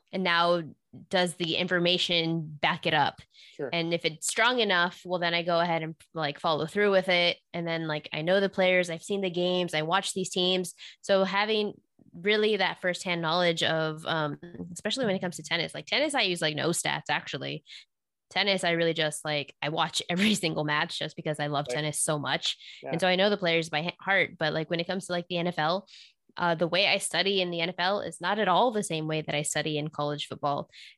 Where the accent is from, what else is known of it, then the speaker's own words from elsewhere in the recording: Texas, United States; moved away; also born or lived in Las Vegas; I was born and raised in Texas